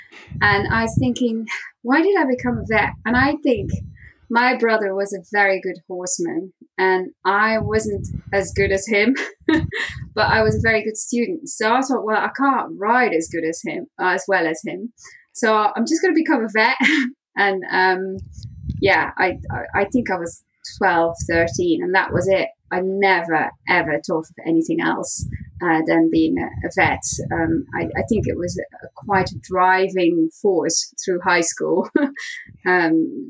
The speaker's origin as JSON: {"language": "English", "region": "Flanders", "country": "Belgium", "tie": "born or raised there", "also_born_or_lived": "France / Leicester, England", "moved": "as an adult", "said": "I was born in Belgium, in Flanders, so the Dutch-speaking part of Belgium, in a small town and near the coast"}